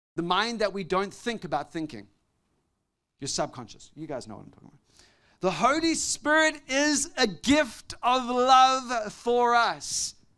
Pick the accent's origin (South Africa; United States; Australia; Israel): South Africa; growing up in South Africa when I was a young boy